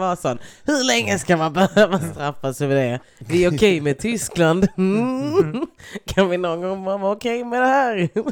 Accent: Lund, Skåne, Sweden; jag är från Lund.

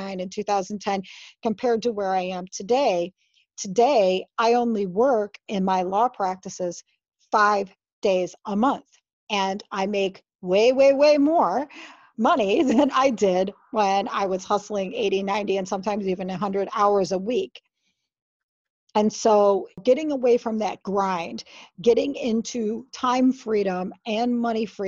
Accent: Michigan, United States; moved away as an adult; also born or lived in Honolulu, Hawaii; I moved back to my home state of Michigan in 2008.

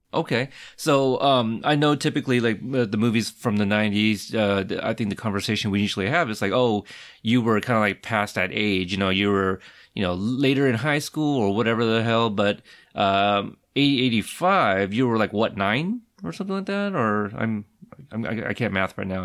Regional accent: Pacific Northwest, United States; grew up, obviously, in the Pacific Northwest

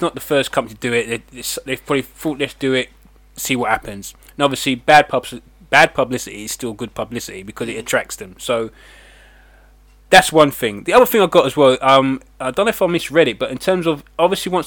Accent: England, United Kingdom; I'm English

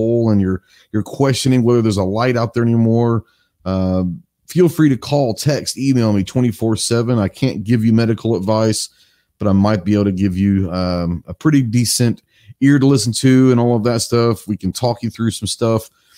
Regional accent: Texas, United States; Texas, my home state

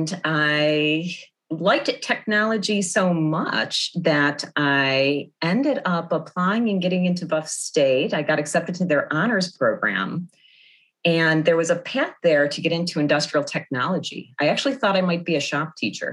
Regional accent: Blasdell, New York, United States; moved away as an adult; also born or lived in Chicago; I grew up around the McKinley Mall area. I was in sixth grade when the McKinley Mall opened

